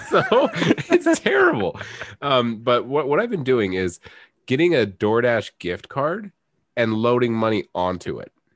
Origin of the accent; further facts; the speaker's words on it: United States; I'm an American.